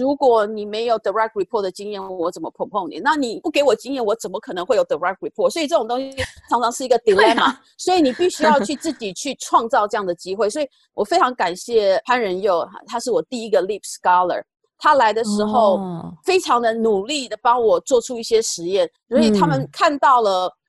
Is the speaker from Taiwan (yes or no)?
yes; Taiwan; 可是我们在从小在台湾什么时候完全没有去？所以其实这个东西对我们来讲是一个很大的 challenge。